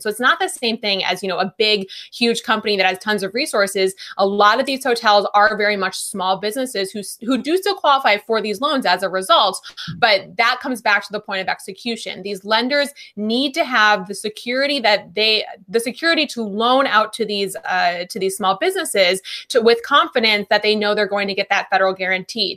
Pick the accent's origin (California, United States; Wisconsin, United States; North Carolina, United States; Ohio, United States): Wisconsin, United States; moved away; I'm from Wisconsin originally